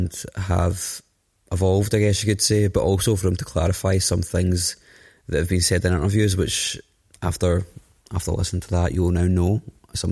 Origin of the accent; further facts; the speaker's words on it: United Kingdom; being British